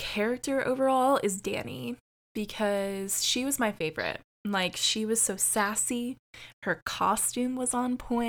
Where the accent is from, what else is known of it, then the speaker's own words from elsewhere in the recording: United States; I don't get that now as an American during Halloween.